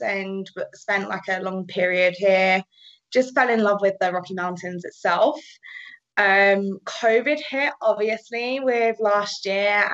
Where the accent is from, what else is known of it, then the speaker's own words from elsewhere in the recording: United Kingdom; accent: British; moved away as an adult; now in Canada; I'm British, if you haven't have heard that accent